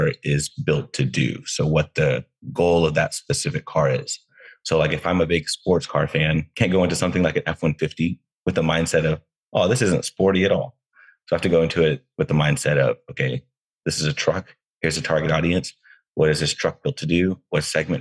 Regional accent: Texas, United States; now in Southern California, United States; I'm from Texas originally.

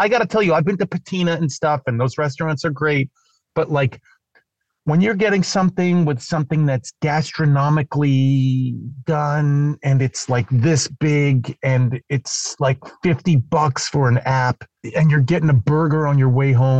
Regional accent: East Coast, United States; And not only eating pizza, I'm from the East Coast, but also spelling it.

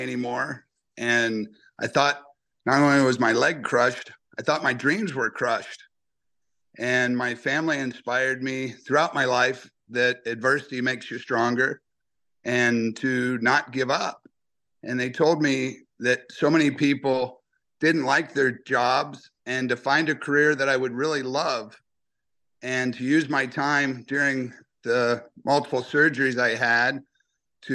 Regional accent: Ohio, United States; moved away as an adult; also born or lived in Milwaukee; now in Boston, United States; I grew up in Ohio

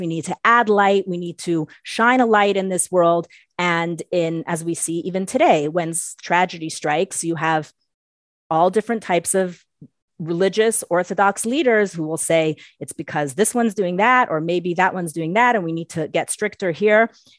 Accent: Berkeley, California, United States; So I grew up on Shluchas in Berkeley, California in the late 70s.

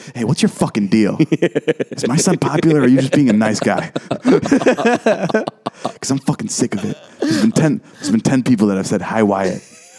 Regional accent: Vernon Hills, Illinois, United States; I grew up in Vernon Hills.

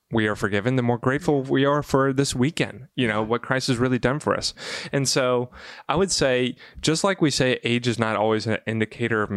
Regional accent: Bible Belt, the South, United States; I grew up in the South in the Bible Belt

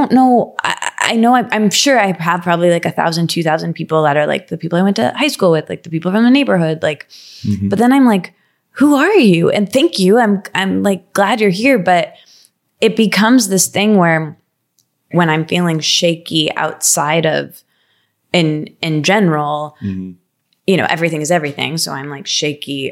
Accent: Midwest, United States; moved away; also born or lived in New York; I'm from the Midwest

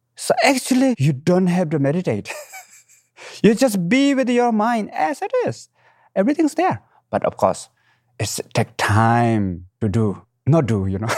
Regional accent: Nepal; moved away; I was born in the Himalayan mountain, right middle of the mountain, what we call Manasilo, eighth highest mountain in the world

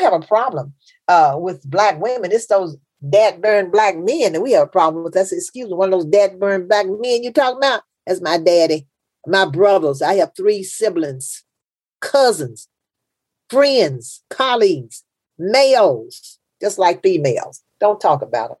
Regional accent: Memphis, Tennessee, United States; I'm from Memphis. That's the South

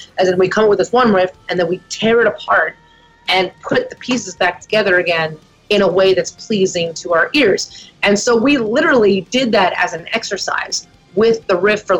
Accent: Pennsylvania, United States; moved away as an adult; now in Nashville, United States; We grew up in Pennsylvania

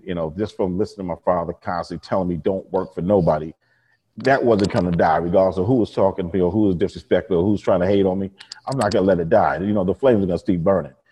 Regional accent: New York and Long Island, United States; born or raised there

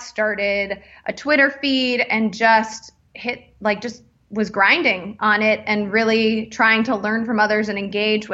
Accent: Chicago, Illinois, United States; I grew up in Chicago

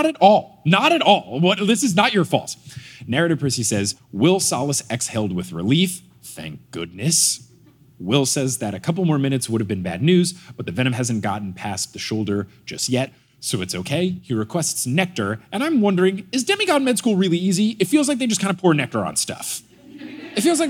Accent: New Jersey, United States; growing up in New Jersey

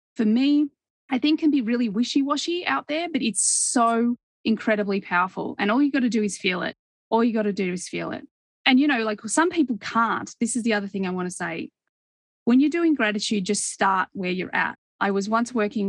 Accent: Australia; when I grew up in Australia

